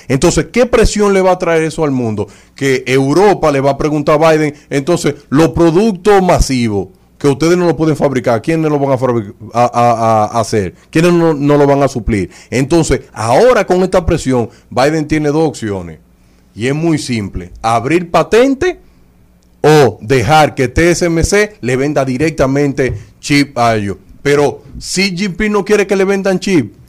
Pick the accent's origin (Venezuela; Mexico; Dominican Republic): Dominican Republic